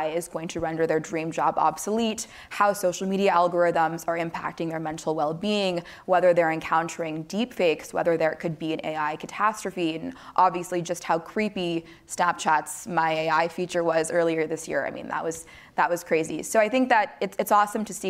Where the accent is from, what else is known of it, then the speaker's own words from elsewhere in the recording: California, United States; my home state of California